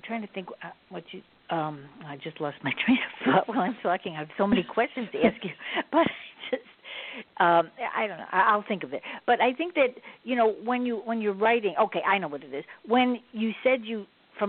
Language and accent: English; Chicago, Illinois, United States; I'm from Chicago